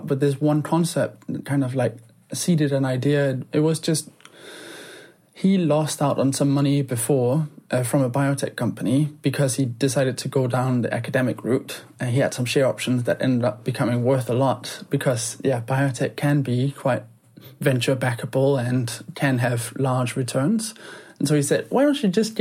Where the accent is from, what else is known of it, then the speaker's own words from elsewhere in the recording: Denmark; now in London, United Kingdom; growing up in Denmark